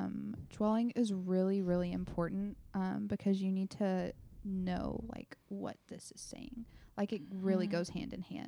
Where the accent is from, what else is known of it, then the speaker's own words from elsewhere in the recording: Grand Saline, Texas, United States; I'm from a super tiny town in East Texas called Grand Saline.